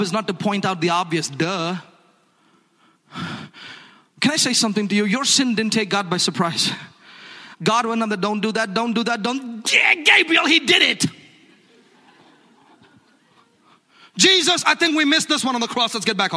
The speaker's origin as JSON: {"language": "English", "town": "Hyderabad", "region": "Telangana", "country": "India", "tie": "born or raised there", "said": "We grew up together in Hyderabad, India."}